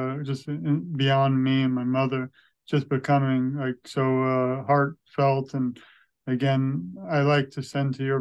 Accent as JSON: {"language": "English", "town": "New York City", "region": "New York", "country": "United States", "tie": "born or raised there", "moved": "yes", "lives_now": "Florida, United States", "said": "I grew up in Brooklyn, New York"}